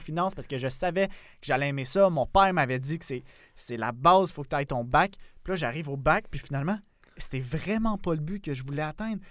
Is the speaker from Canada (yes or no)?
yes; South Shore of Montreal, Quebec, Canada; now in Montreal, Canada; j'étais dans mon petit carcan de la rive sud de, de Montréal. Après, j'étais allé, tu sais, dans la grande banlieue de Québec